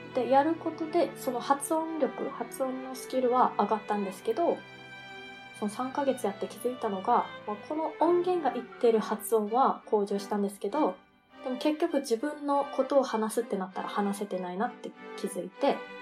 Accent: Okinawa, Japan; moved away as an adult; now in Melbourne, Australia; 沖縄出身なのであの沖縄の米軍基地内で無料の英語教室があったりしたのでそれに参加して

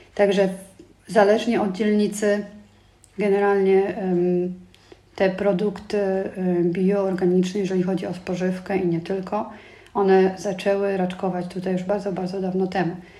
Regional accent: Tomaszów Mazowiecki, Łódź Voivodeship, Poland; now in Germany; ja pochodzę z małego miasta, bo z Tomaszowa Mazowieckiego, 70 tysięcy mm, mieszkańców.

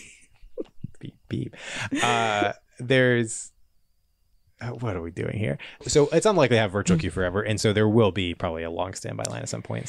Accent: Charlotte, North Carolina, United States; now in Los Angeles, United States; growing up around Charlotte in a city kind of in the South

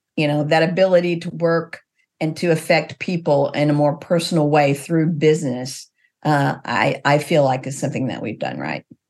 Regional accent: Missouri, United States; I grew up in Missouri.

